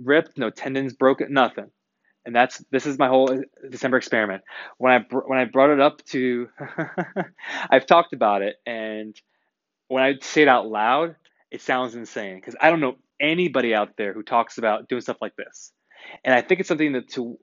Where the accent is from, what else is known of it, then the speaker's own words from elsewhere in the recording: United States; I'm an American